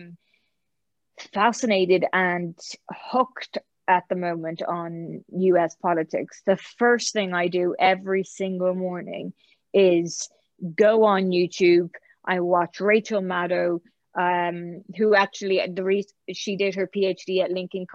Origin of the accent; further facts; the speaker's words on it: Ireland; moved away; also born or lived in Oxford; being Irish during that time